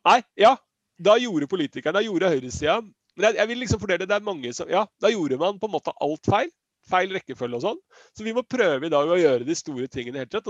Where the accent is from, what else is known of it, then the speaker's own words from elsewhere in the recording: Siggerud, Akershus, Norway; Jeg er jo fra Sigrud